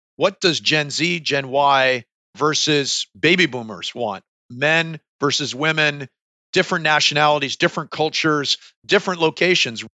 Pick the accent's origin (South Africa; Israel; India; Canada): Canada; moved away as an adult; also born or lived in United States; I carry two passports, but at the end of the day, I'm a Canadian kid